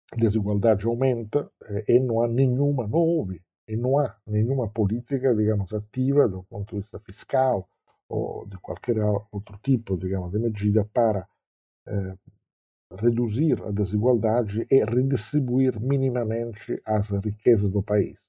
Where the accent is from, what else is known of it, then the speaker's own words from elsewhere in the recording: Southern Italy, Italy; moved away; o sul da Itália, que é a região uma, de onde eu venho